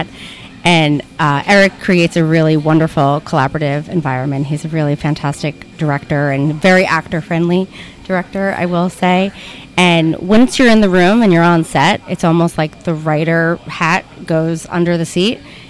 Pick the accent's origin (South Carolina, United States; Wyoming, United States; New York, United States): New York, United States; Yonkers; also born or lived in Bronx; From Yonkers originally